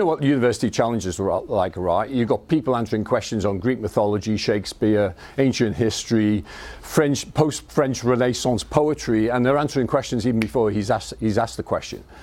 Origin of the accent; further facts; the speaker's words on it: Liverpool, North West England, United Kingdom; accent: Scouse; This is a Scouse accent. I was born in Liverpool. And brought up in Liverpool in a council house